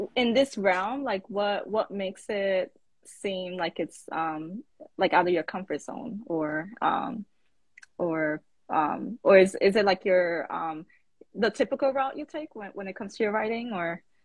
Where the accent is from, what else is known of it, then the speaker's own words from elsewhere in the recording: New York City, New York, United States; I'm from the Bronx.